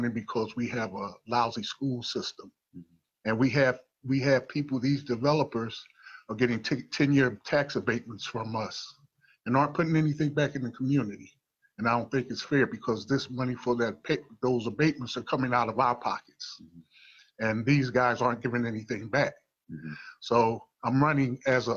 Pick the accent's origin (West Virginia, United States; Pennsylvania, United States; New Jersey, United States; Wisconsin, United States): Pennsylvania, United States; Philadelphia; I was born and raised in North Philadelphia